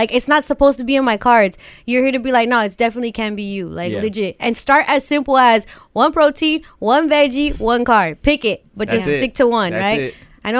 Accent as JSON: {"language": "English", "area": "the Valley", "region": "California", "country": "United States", "said": "we're both from the Valley."}